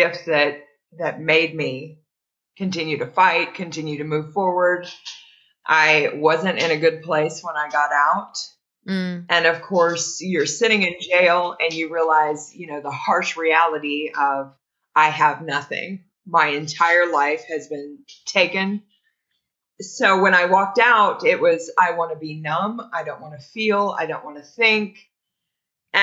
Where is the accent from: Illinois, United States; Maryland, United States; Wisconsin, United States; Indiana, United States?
Indiana, United States; also born or lived in Greensburg, Indiana; I was just a small town girl. I grew up in Indiana and I was living in Greensburg, Indiana.